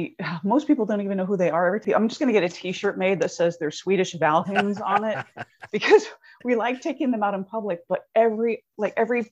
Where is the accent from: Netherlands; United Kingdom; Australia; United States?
United States; Southwestern Michigan; moved away as an adult; also born or lived in Arizona / Germany / South Carolina / Georgia; now in Huntsville, United States; grew up in Southwestern Michigan. I graduated in Southwestern Michigan without ever moving from that little tiny corner of the world.